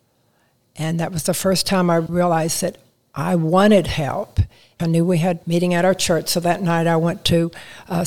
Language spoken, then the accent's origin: English; San Antonio, Texas, United States; also born or lived in Kansas City, Missouri; I grew up in San Antonio, Texas